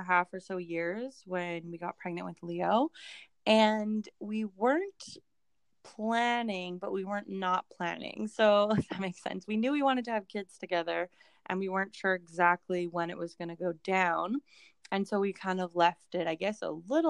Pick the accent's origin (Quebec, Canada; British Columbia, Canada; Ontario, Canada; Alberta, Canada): British Columbia, Canada; Vancouver; also born or lived in Langley; we're from Vancouver